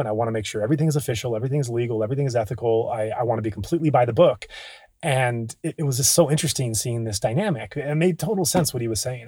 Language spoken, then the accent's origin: English; United States; We're both American